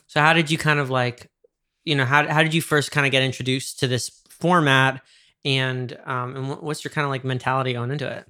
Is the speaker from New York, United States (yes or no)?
yes; New York, United States; I grew up in New York.